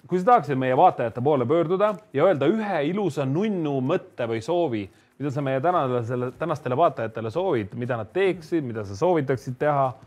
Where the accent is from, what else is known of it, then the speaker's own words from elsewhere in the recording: Saare County, Estonia; ma olen saarlane, jah.